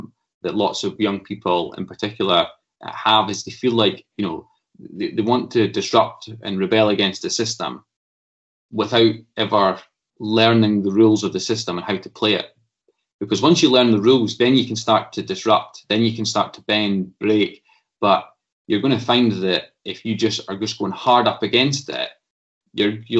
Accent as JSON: {"language": "English", "town": "Stirling", "region": "Scotland", "country": "United Kingdom", "tie": "born or raised there", "said": "I'm a lad from Stirling, and went to Wallace High School in Stirling, went to Bridgemallan Primary"}